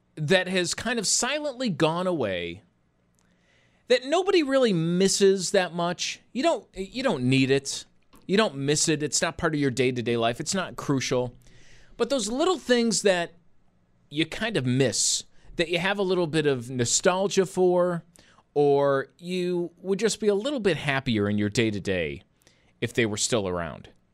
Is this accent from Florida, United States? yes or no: no; Buffalo, New York, United States; I grew up in Buffalo